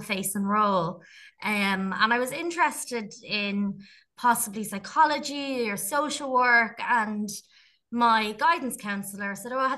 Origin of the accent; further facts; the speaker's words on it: Dublin, Leinster, Ireland; I grew up in Tala, and I would have seen a lot of injustice in the area